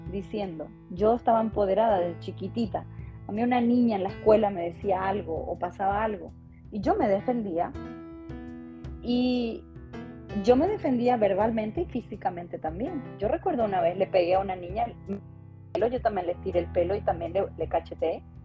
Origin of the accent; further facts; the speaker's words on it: Paraguay; moved away as an adult; now in Las Vegas, United States; no soy mexicana porque yo soy paraguaya